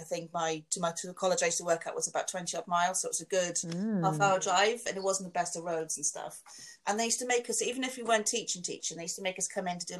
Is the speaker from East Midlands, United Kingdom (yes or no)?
no; London, United Kingdom; accent: Londoner; So I'm really Londoner when I say that, Marbella.